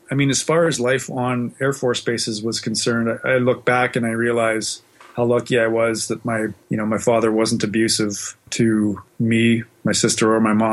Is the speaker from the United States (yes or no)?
no; Western Canada, Canada; also born or lived in Australia; of moved around a lot. We spent a little bit of time in Australia, in the 70s, but mostly I was in Western Canada.